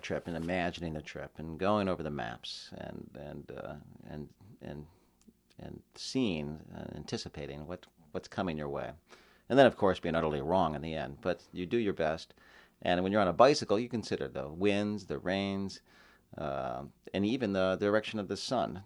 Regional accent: Tucson, Arizona, United States; also born or lived in San Diego; I am from Tucson, Arizona, and I, I still live there

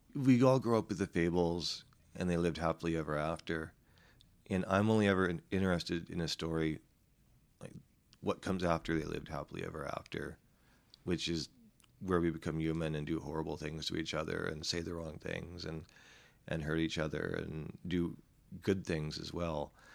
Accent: Vancouver, British Columbia, Canada; I'm from Vancouver

